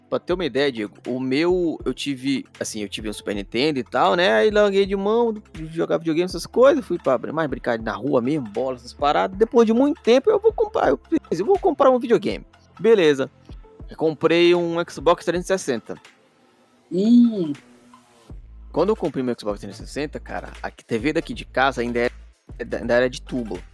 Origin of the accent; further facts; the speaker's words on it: Pará, Brazil; eu sou do Pará